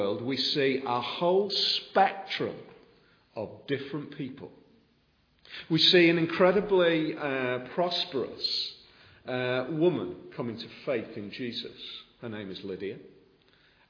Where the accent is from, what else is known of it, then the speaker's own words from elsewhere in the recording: the Wirral, Cheshire, North West England, United Kingdom; I'm a posh boy from Cheshire, so my wife tells me, because I was born on the Wirral